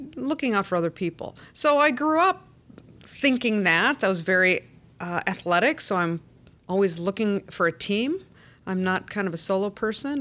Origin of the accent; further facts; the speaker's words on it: Chicago, Illinois, United States; I'm a native Chicagoan